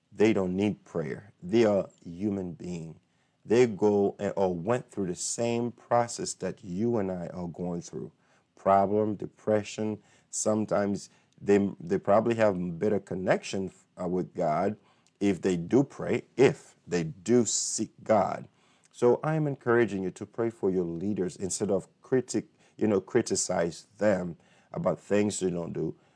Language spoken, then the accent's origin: English; Haiti; now in United States; I'm from Haiti, but this is my country